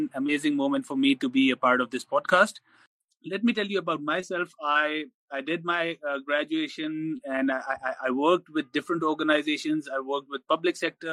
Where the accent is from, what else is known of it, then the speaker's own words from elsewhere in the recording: Sobatpur, Pakistan; I come from Sobatpur